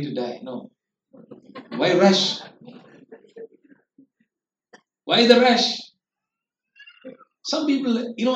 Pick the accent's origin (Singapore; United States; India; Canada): India; we as Indian parents